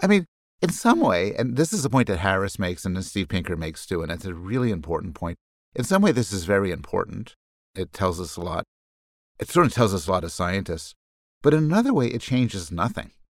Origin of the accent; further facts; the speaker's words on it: Montreal, Quebec, Canada; I was raised in Montreal